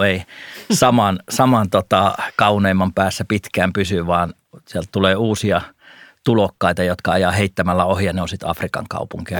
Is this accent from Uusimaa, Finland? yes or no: no; North Karelia, Finland; moved away as an adult; now in Helsinki, Finland; Mä oon tällainen pohjoiskarjalainen vilkas pikku nisäkäs, joka sitten siellä oli maaseudulla. Sieltähän mä oon kotoisin